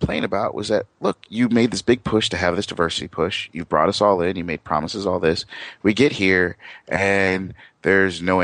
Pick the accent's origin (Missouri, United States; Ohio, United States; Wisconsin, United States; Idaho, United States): Wisconsin, United States; moved away as an adult; also born or lived in Iowa; now in California, United States; I grew up in Wisconsin, which in a small town